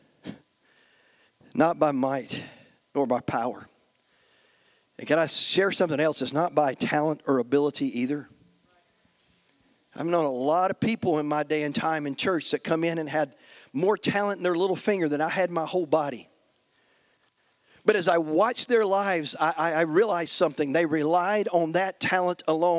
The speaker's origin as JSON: {"language": "English", "country": "United States", "said": "us as American Christians"}